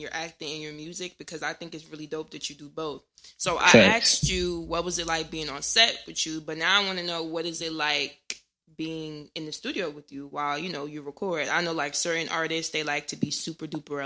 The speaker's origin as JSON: {"language": "English", "town": "Irvington", "region": "New Jersey", "country": "United States", "said": "I'm from Jersey, too"}